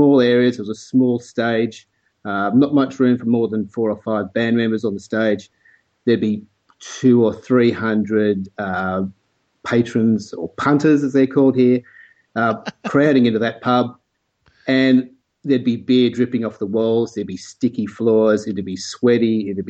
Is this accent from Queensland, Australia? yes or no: no; Sydney, New South Wales, Australia; I was born and raised in Sydney